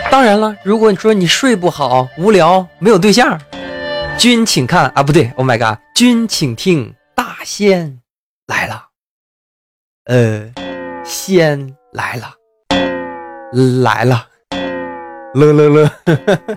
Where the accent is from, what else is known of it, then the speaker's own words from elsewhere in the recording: China; 我们朝鲜人，朝鲜族啊，中国朝鲜族